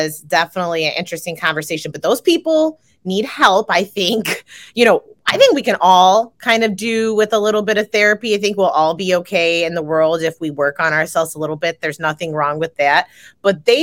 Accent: Chicago, Illinois, United States; I'm from Chicago

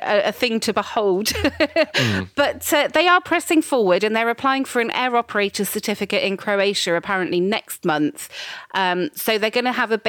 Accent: United Kingdom; I'm very British

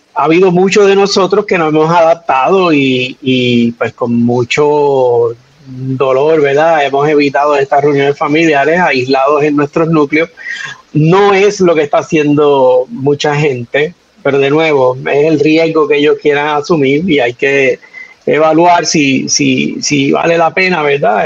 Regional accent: Manatí, Puerto Rico; mi pueblo de Manatí

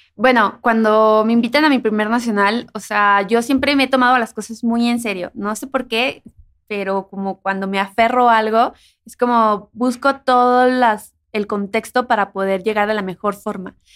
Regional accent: Mexico; de donde yo soy, cuando llueve, se abre una boca del río

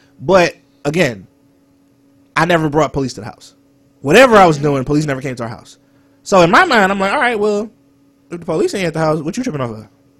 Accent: Carson, California, United States; also born or lived in Long Beach, California; Okay. So, I was born, everybody knows I was born in Carson. I was born in Long Beach. I'm sorry. I moved to Carson.

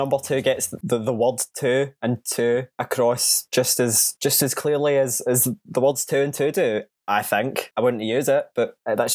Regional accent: Georgia, United States; I'm from Georgia.

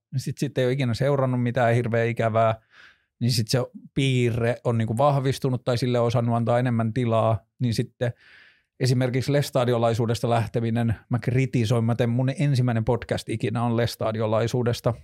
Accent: northern Finland, Finland; mä oon kasvanut Pohjois-Suomessa

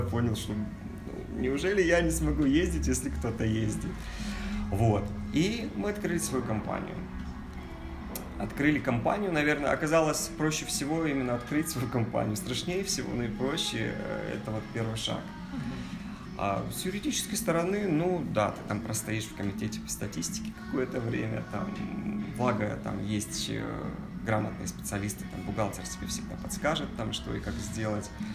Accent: Kazakhstan; Я из Казахстана

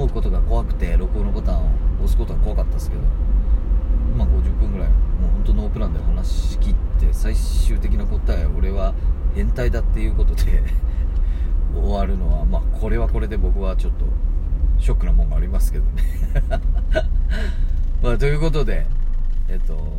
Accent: Tagawa, Fukuoka, Japan; 福岡県田川市出身

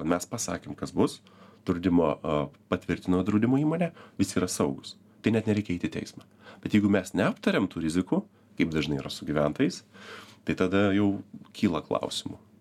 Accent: Lithuania; Mes visi kaip lietuviai

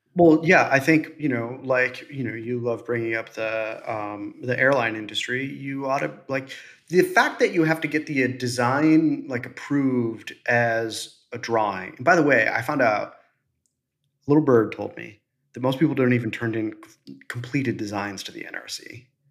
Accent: Midwest, United States; I'm from the Midwest.

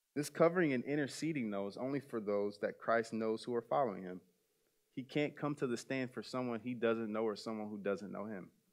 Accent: South Bend, Indiana, United States; I grew up in South Bend, Indiana

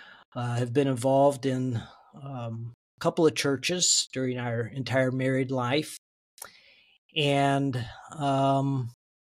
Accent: St. Louis, Missouri, United States; now in Lawrence, Kansas, United States; I grew up in the St. Louis area in the county

